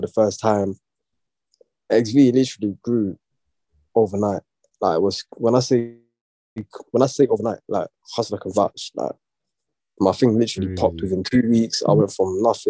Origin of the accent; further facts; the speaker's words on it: London, United Kingdom; East. I can't say exactly where, but East London still